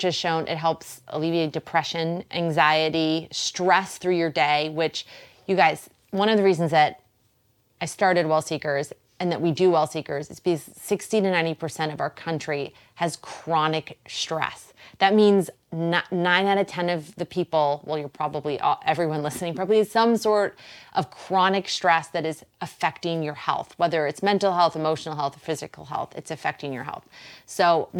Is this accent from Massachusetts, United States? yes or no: yes; Boston, Massachusetts, United States; accent: Boston; There's my Boston accent